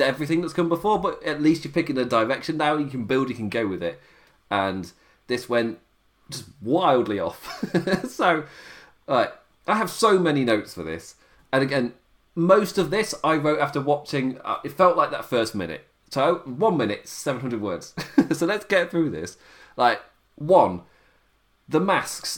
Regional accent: England, United Kingdom; being English

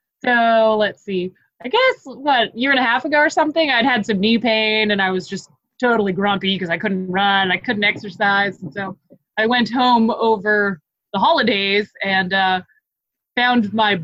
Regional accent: Boston, Massachusetts, United States; now in Greenville, United States; I am from the Boston area. People did a little figure skating up there. It's not all that unknown. And really, I grew up about 22 minutes away from where Team USA practiced.

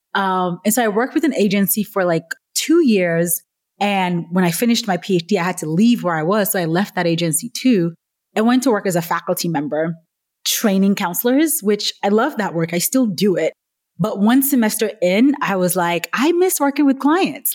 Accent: Nigeria; moved away; I'm originally Nigerian, right? So I grew up in a culture where real jobs were like doctor, lawyer, nurse, accountant

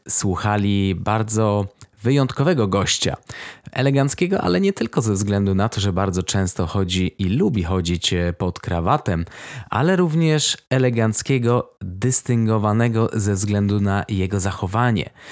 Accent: Warsaw, Masovian Voivodeship, Poland; moved away; sam teraz mieszkam w małym mieście, a pochodzę z Warszawy

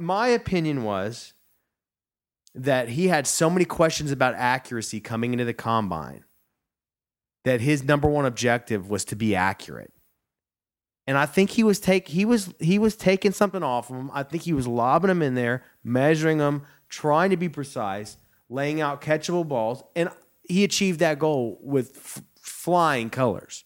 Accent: near Plano, Texas, United States; I'm from right down the road in Plano

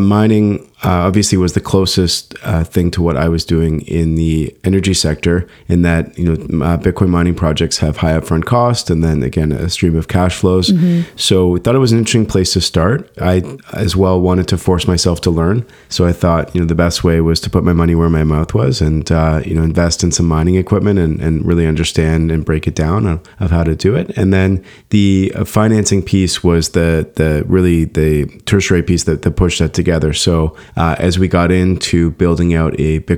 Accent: Canada; I grew up in Canada

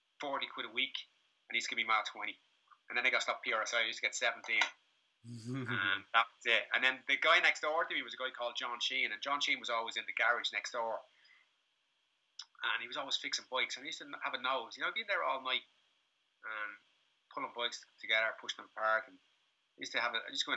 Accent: Dublin, Leinster, Ireland; now in Lagos, Portugal; I grew up in Crumlin in the 80s

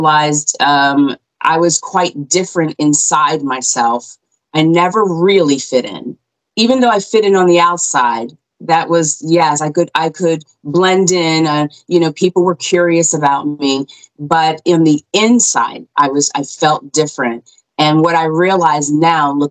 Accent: Cherry Hill, New Jersey, United States; moved away as an adult; now in Pennsylvania, United States; I grew up in New Jersey. So Cherry Hill, New Jersey is where we resided 20 something years.

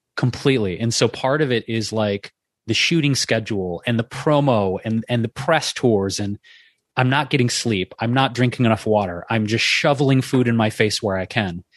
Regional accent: Detroit, Michigan, United States; moved away; I grew up in Detroit

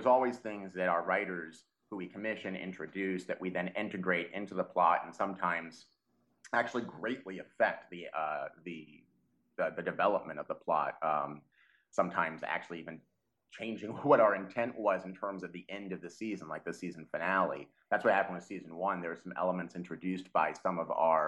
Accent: Dallas, Texas, United States; moved away; I'm from Texas originally. I'm more of a city suburbanite guy. I'm from the Dallas area

